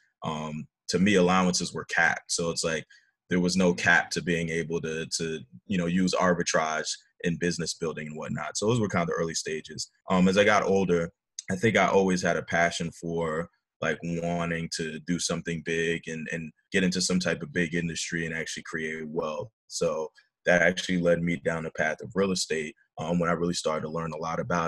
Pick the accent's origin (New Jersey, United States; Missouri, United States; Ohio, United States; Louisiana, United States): New Jersey, United States; also born or lived in Lyon, France / Staten Island, New York / Florida; grew up in New Jersey and kind of called New Jersey home. So middle school, high school